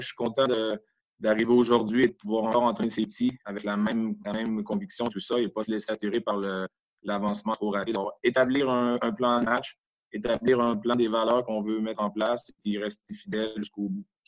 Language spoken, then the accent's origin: French; Quebec, Canada; also born or lived in Geneva, Switzerland; now in Switzerland; chez nous, au Québec